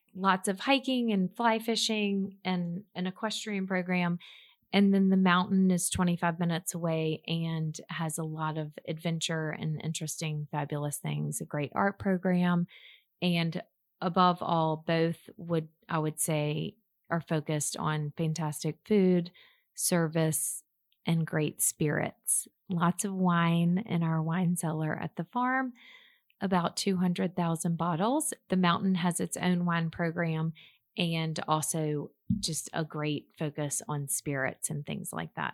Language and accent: English; Mobile, Alabama, United States; moved away; Mobile, Alabama, which is my hometown